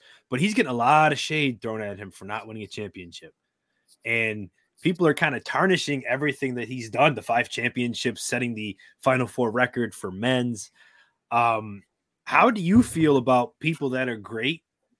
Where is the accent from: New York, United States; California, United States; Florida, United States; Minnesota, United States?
New York, United States; Buffalo; we're from Buffalo